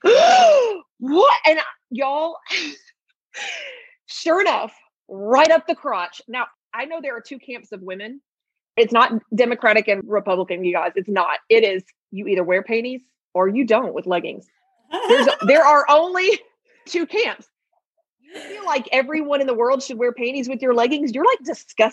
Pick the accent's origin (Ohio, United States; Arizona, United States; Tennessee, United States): Tennessee, United States; Memphis; I'm from Memphis, born and raised in Memphis.